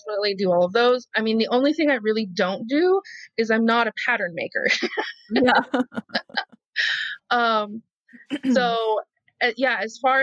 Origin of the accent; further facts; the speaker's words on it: Idaho, United States; moved away as an adult; now in Los Angeles, United States; being a fat kid in rural America